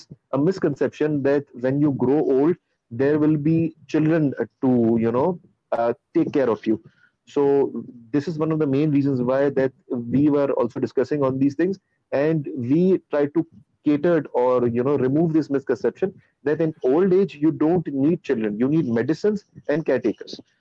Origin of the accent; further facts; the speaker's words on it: Pakistan; we had as Pakistanis